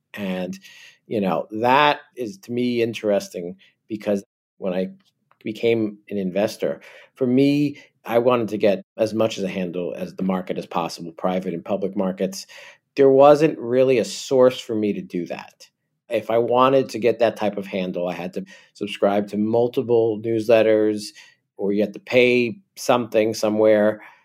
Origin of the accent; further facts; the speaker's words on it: New Jersey, United States; accent: New York; I'm originally from New Jersey